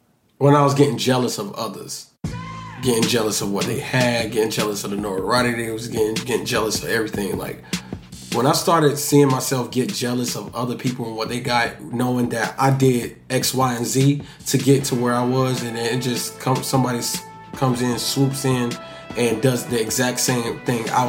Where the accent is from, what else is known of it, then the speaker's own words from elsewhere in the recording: Miami Gardens, Florida, United States; my environment of growing up in Kara City